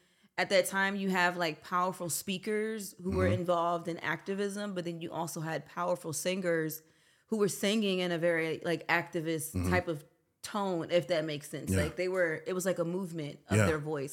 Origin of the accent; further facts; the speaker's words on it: Maryland, United States; I'm from the DMV. {S0} Okay, {S1} from Maryland / DC.